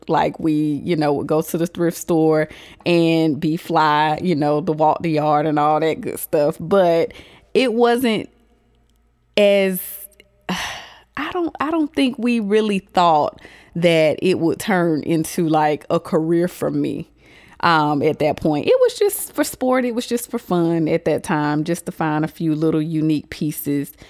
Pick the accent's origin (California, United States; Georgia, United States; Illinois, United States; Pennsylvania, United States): Georgia, United States; Augusta; I am from Augusta, Georgia.